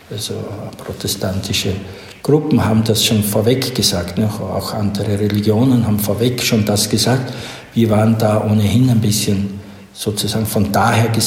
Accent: Styria, Austria; ich komme aus Oststeiermark, Südosten Österreichs, an äh, der Grenze, das war damals, da war die Welt aus, Jugoslawien hm. damals, nicht? und ich bin sehr religiös aufgewachsen

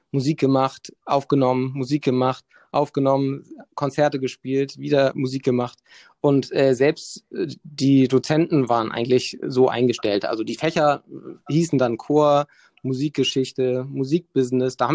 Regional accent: Hamburg, Germany; Bin aufgewachsen in Hamburg, ähm, bin irgendwann nach Mannheim, habe dort studiert an der Popakademie, bin dann zurück

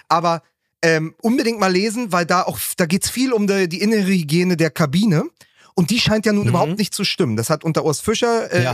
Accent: Berlin, Germany; meiner Heimatstadt Berlin

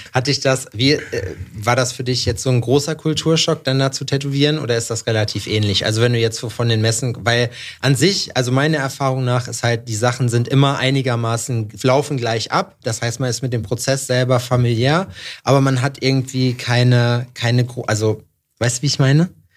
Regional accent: Jena, Thuringia, Germany; Jena, wo ich herkomme

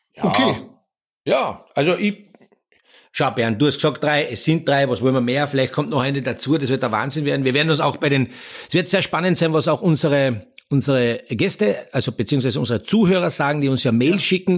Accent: Austria; Wir Österreicher

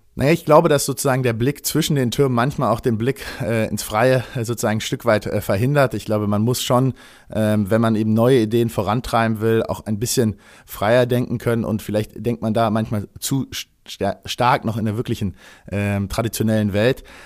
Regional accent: Berlin, Germany; Ich bin gebürtiger Berliner

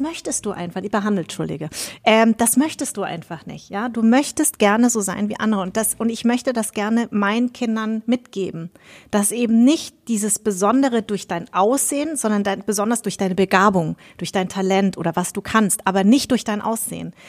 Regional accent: Munich, Bavaria, Germany; also born or lived in Darmstadt; ich bin ja in München groß geworden

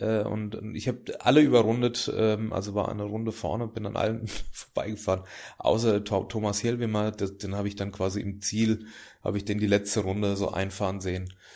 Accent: Großwallstadt, Bavaria, Germany; now in Hamburg, Germany; meine Heimat ist natürlich da, wo ich herkomme auch, also Großwaldstadt am Main

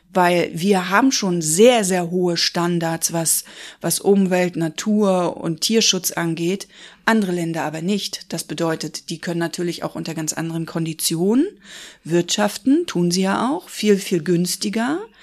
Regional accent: Rostock, Mecklenburg-Vorpommern, Germany; also born or lived in Hamburg; now in Schwerin, Germany; Ich bin gebürtig aus Rostock, habe aber zwischendurch in Hamburg gelebt und lebe jetzt seit ungefähr zehn Jahren in Schwerin

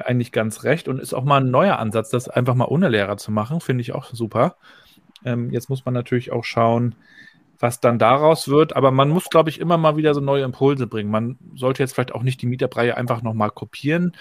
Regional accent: Rostock, Mecklenburg-Vorpommern, Germany; Ich bin ja 80 geboren hier in Rostock, also noch zur Zeit der DDR.

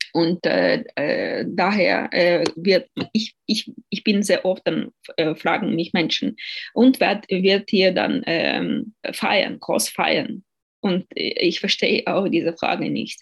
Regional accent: Ukraine; moved away; Städte in der Ukraine, äh, auch meine Heimatstadt wieder

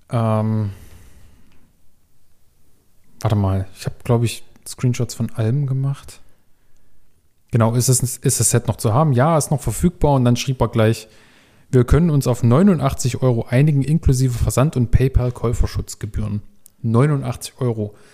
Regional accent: Leipzig, Saxony, Germany; nee, nee, ich bin aus Leipzig, komm's abholen.

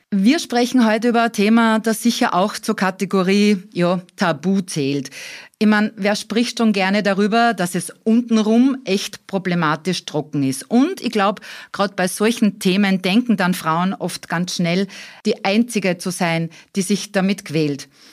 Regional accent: Austria; bei uns in Österreich

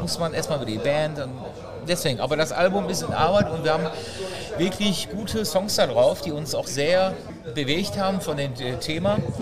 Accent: Essen, North Rhine-Westphalia, Germany; ich komme ja ursprünglich aus Essen, ich wohne auch noch in Essen

